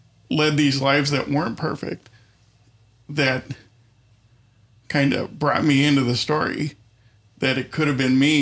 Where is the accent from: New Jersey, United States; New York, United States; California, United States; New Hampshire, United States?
New York, United States; Buffalo; I grew up kind of on the West Seneca, South Buffalo border in Buffalo